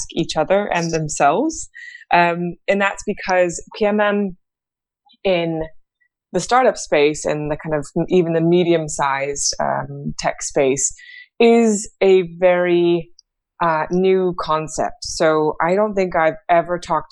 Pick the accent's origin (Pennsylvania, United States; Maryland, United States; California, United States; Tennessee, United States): California, United States; San Francisco; I'm originally from San Francisco. I was born and raised in the Bay Area